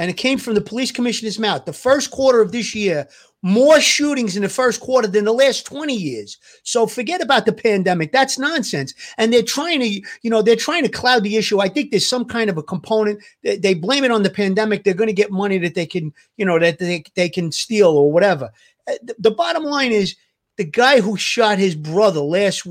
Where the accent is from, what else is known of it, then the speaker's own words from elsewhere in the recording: New York City, New York, United States; New York City is my hometown, and I was a transit cop